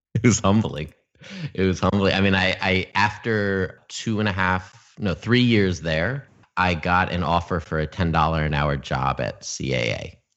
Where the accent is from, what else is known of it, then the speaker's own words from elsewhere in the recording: Albany, New York, United States; moved away as an adult; also born or lived in Oneonta, New York / Los Angeles, California; I was born and raised in upstate New York in Albany